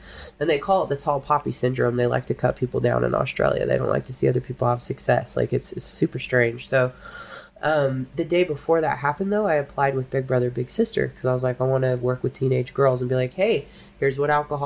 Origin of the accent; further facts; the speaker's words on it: Humboldt County, California, United States; I'm from Humboldt County